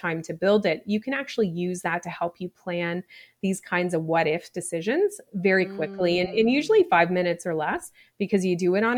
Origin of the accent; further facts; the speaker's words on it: Nova Scotia, Canada; I grew up in Nova Scotia in a small place